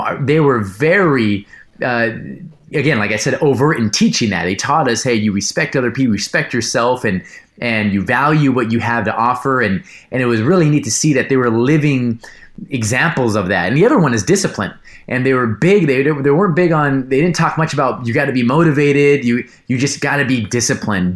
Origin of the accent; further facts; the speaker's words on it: Los Angeles, California, United States; born and raised in Los Angeles, California